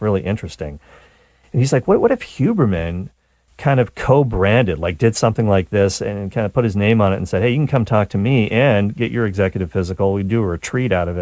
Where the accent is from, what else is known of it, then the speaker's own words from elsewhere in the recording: Canada; I'm a Canadian